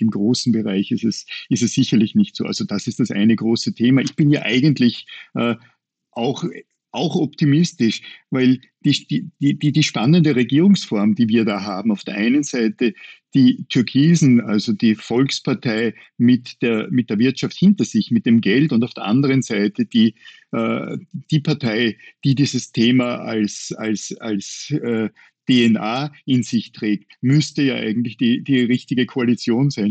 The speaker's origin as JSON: {"language": "German", "region": "Upper Austria", "country": "Austria", "said": "Als Oberösterreicher"}